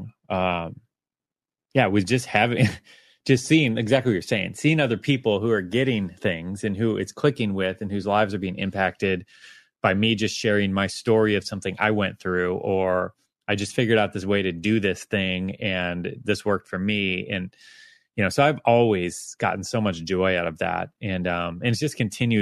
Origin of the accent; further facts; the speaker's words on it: United States; I'm an American.